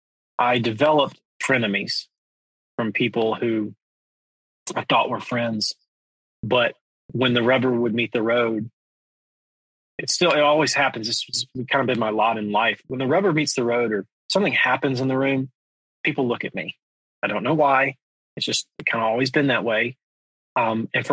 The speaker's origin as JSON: {"language": "English", "region": "Georgia", "country": "United States", "tie": "born or raised there", "also_born_or_lived": "Atlanta, Georgia / Los Angeles, California", "moved": "as an adult", "lives_now": "Nashville, United States", "said": "I grew up in Georgia."}